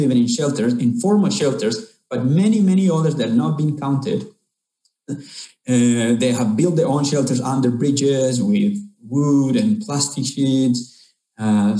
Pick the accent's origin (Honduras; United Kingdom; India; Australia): Honduras; I'm from Honduras, Central America, and I'm living here in Honduras in a place called Siguatepeque